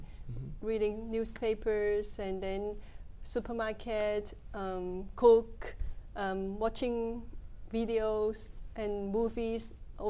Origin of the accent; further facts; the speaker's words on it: Hong Kong; now in Japan; I was born in Hong Kong and raised in Hong Kong.